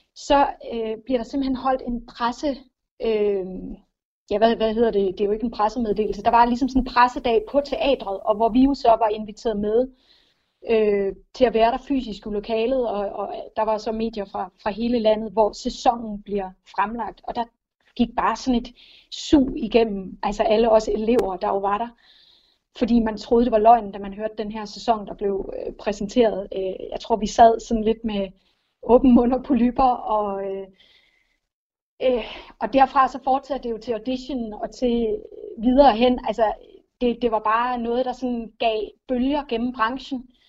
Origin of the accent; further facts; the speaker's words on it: Lolland, Zealand, Denmark; Jeg er opvokset på Lolland